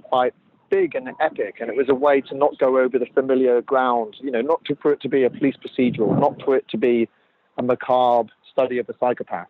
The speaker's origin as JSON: {"language": "English", "country": "Jersey", "tie": "born or raised there", "said": "I'm from Jersey, so I grew up on the island and I know it very well."}